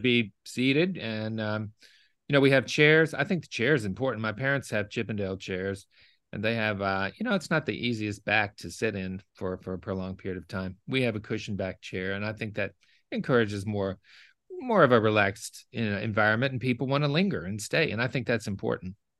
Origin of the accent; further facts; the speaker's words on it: Memphis, Tennessee, United States; also born or lived in Osceola, Arkansas; now in New Orleans, United States; I grew up in, um, Memphis, Tennessee